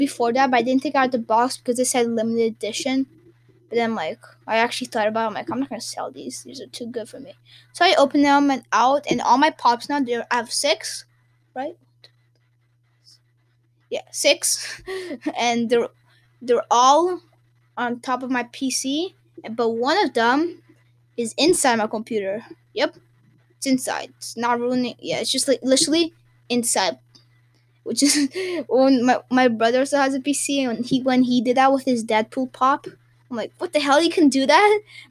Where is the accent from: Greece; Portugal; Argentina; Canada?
Portugal; When I was in Portugal, because I'm from Portugal, and it's during Christmas, because my family, we go for winter break to Portugal to celebrate Christmas with the rest of my family.